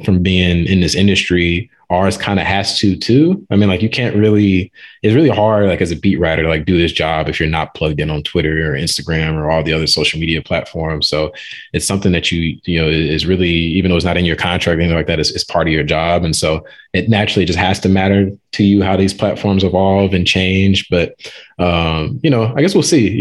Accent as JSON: {"language": "English", "town": "St. Louis", "region": "Missouri", "country": "United States", "said": "I'm from St. Louis"}